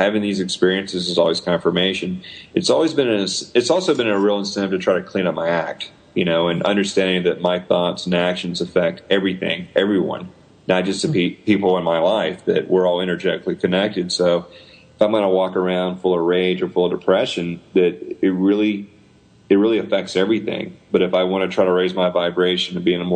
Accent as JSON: {"language": "English", "region": "the South", "country": "United States", "said": "I'm this Southerner"}